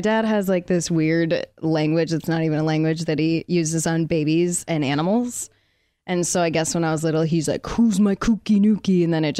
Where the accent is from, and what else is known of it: Connecticut, United States